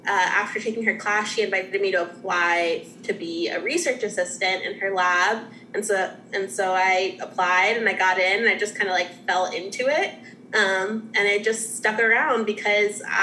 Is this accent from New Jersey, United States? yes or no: yes; New Jersey, United States; moved away as an adult; also born or lived in Boston, Massachusetts / North Carolina / Louisville; I'm originally from South Jersey, like right outside of Philly